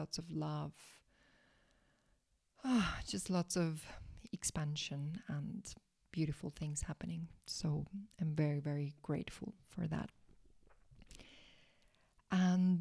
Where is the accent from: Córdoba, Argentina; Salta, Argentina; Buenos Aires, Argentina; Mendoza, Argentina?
Salta, Argentina; moved away; right now I am in Salta, Argentina. That is the northwestern side of Argentina. So in my hometown, where I was born, where I grew up